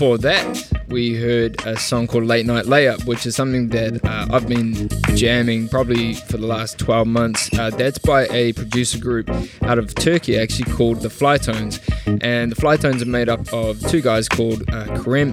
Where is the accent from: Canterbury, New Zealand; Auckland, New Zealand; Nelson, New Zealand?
Auckland, New Zealand; moved away as an adult; now in Melbourne, Australia; back in my hometown of Auckland, New Zealand